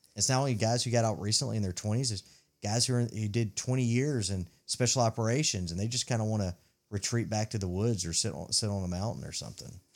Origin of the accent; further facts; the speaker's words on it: Mississippi, United States; I grew up in Mississippi